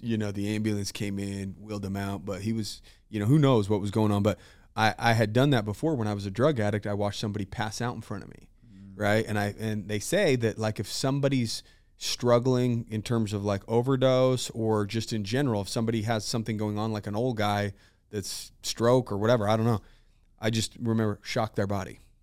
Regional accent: Utah, United States; I'm from Utah, dude.

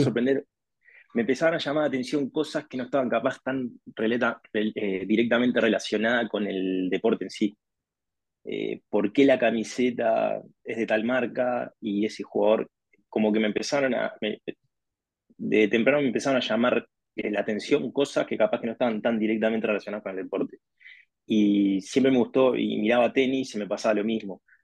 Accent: Montevideo, Uruguay; also born or lived in Spain; soy de Uruguay, nací en Montevideo, Montevideo es la capital.

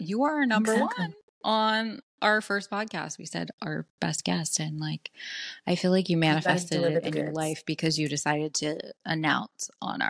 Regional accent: West Virginia, United States; I'm from West Virginia. You guys might not know what that means, but like, it means everyone's a Trump fan in my family.

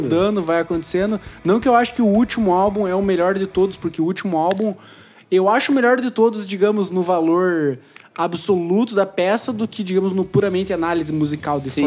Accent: Brazil; Toda a nossa raiz, como sul-americanos, como brasileiros

